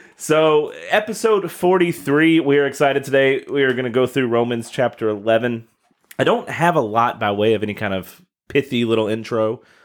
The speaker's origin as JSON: {"language": "English", "region": "Kentucky", "country": "United States", "tie": "born or raised there", "moved": "yes", "lives_now": "Southern Indiana, United States", "said": "my home state, the city of Mayfield, Kentucky"}